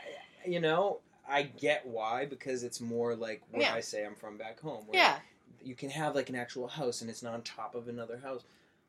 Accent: Cape Cod, Massachusetts, United States; Cape Cod.

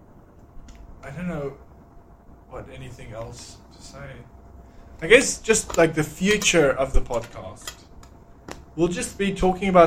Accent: South Africa; now in Australia; We're also from South Africa

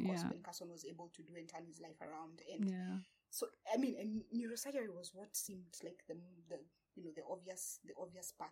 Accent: Uthiru, Kiambu County, Kenya; also born or lived in Pretoria, South Africa; now in Kilifi, Kenya; I was born and raised basically in Nairobi, in the outskirts of Nairobi

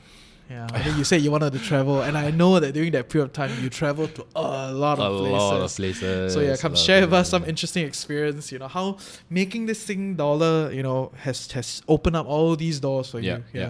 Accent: Singapore; moved away as an adult; now in Malaysia; I live here now, you know, I talk to people, and when I tell people I'm from Singapore

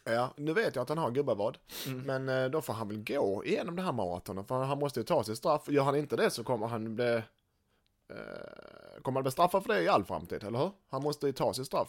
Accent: Helsingborg, Skåne, Sweden; som helsingborgare

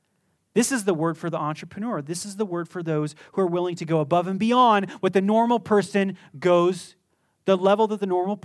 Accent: Las Vegas, Nevada, United States; I was born in Las Vegas. I grew up here. My eyes are going to be messed up, living in the desert your whole life, almost.

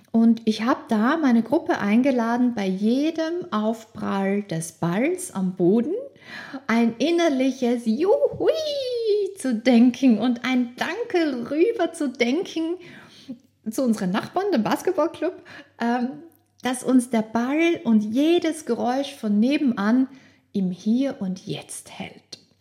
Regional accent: Austria; ich bin aufgewachsen in Österreich

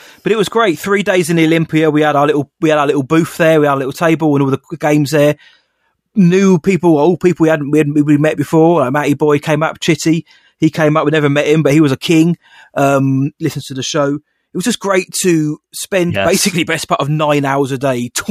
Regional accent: United Kingdom; We're British

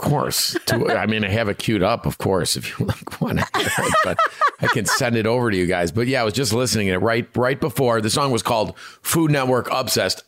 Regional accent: Chicago, Illinois, United States; us being Chicagoans, Italian

